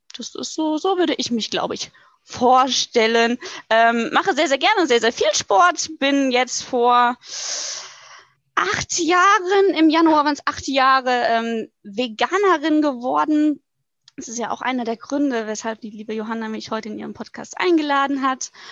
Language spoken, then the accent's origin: German; Butzbach, Hesse, Germany; now in Hungen, Germany; komme aus dem schönen Hessen, ähm, um genau zu sein, aus Butzbach, wohne jetzt aber ungefähr seit einem Jahr in Hungen